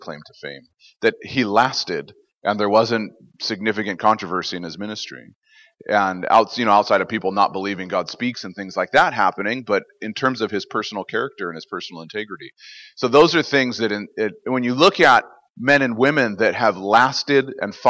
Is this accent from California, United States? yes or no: yes; California, United States; moved away as an adult; now in Canada; I am originally actually American from California, and I've been in Canada for, well, since 2007. So that's 12 years now. And so I like to say I'm Canadian enough to apologize for being American.